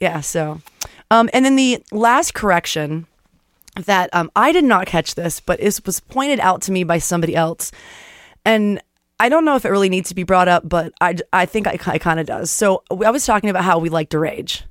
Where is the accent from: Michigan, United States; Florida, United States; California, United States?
Florida, United States; moved away; I grew up in Florida